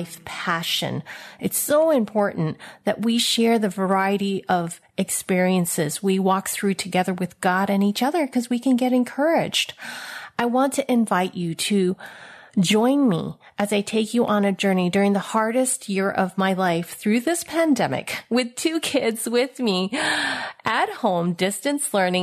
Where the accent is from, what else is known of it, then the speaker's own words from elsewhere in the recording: San Francisco, California, United States; I was born in San Francisco, Chinatown, to a mail order bride from Hong Kong